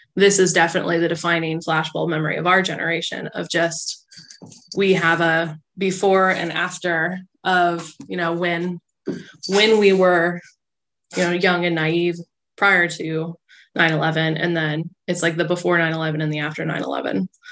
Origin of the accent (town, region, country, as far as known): United States